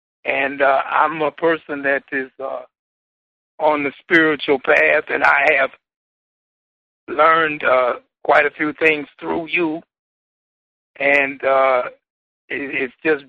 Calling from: Milwaukee, Wisconsin, United States; I'm calling from Milwaukee, Wisconsin.

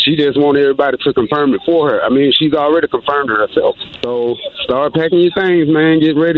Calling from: Atlanta, Georgia, United States; I'm calling from Atlanta.

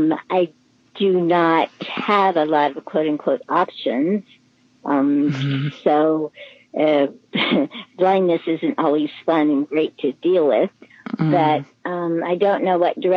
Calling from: California, United States; I'm coming from California, and I would like to know what direction I should now turn my life to.

